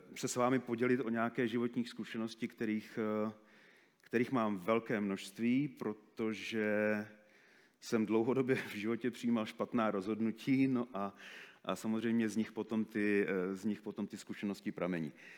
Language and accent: Czech; Moravia, Czechia; moved away; also born or lived in Africa; u nás na Moravě